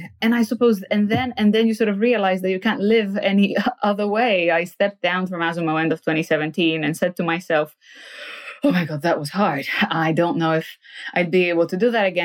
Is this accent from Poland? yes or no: yes; Poland; now in United Kingdom; I come from Poland, a post-socialist country where, frankly, my parents didn't have an entrepreneurial bone in their body